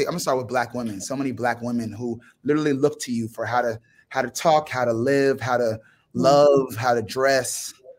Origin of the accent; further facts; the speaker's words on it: New York City, New York, United States; now in Nashville, United States; I'm a New Yorker like you. So I grew up in Manhattan.